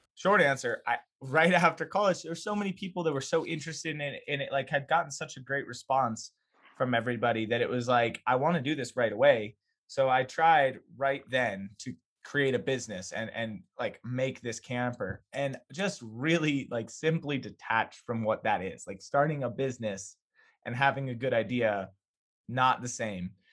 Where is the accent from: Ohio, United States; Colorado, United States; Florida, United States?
Colorado, United States; Boulder area; I grew up ten minutes away